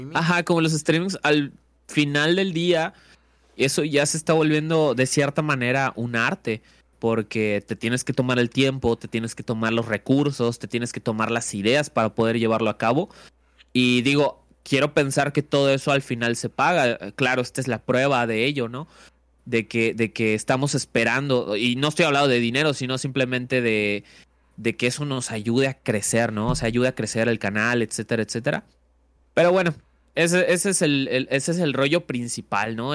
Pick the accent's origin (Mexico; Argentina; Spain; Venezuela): Mexico; Valladolid, Yucatán; mi tierra y pues fue un pueblillo, ¿no? Eh, un pueblillo llamado Valladolid